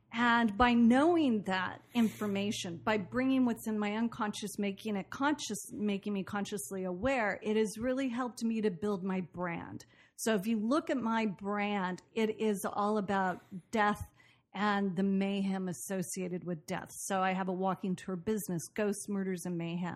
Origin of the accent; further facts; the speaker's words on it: Portland, Oregon, United States; moved away as an adult; also born or lived in Boston; I grew up in Portland, Oregon, and did a lot of theater after high school